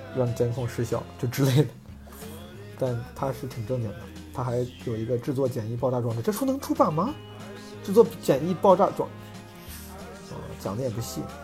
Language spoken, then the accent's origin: Chinese; Zhengzhou, Henan, China; moved away; 我那天回老家，回郑州